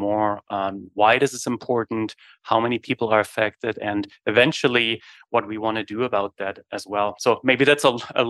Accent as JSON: {"language": "English", "country": "Germany", "tie": "born or raised there", "moved": "as an adult", "lives_now": "Winnipeg, Canada", "said": "I was born and raised in Germany in the early 80s."}